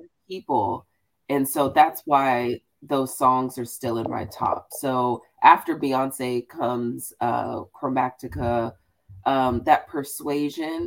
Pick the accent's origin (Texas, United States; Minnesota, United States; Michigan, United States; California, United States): Texas, United States; Houston; I'm a black girl from Houston